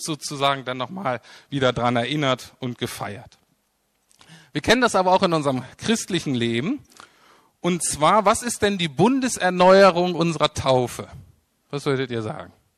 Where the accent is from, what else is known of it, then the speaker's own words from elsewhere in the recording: Germany; wir als Deutsche